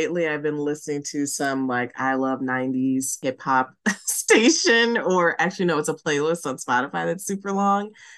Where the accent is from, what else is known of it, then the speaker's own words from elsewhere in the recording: Chicago, Illinois, United States; now in Seattle, United States; I'm originally from Chicago, but living in Seattle